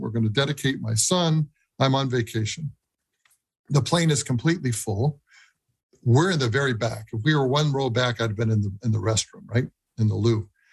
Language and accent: English; New England, United States; moved away as an adult; also born or lived in Chicago area; now in Chicago, United States; I grew up in New England